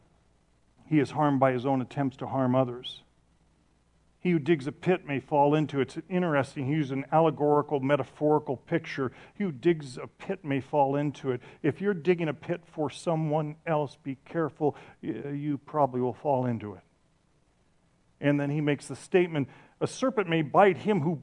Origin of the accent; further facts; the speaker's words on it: Ireland; I'm from Ireland